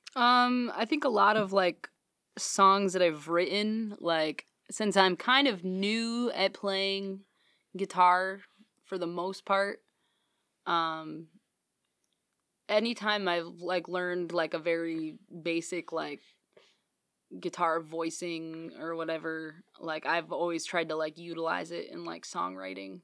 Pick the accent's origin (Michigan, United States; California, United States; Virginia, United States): Michigan, United States; Morley; I'm from West Michigan